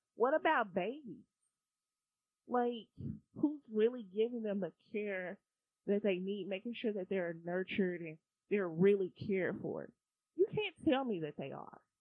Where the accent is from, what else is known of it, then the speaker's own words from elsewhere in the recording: United States; I'm American